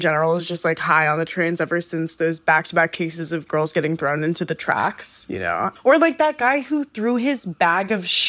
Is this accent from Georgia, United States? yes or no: no; New York, United States; I'm from New York, so don't talk to me like I'm not from New York.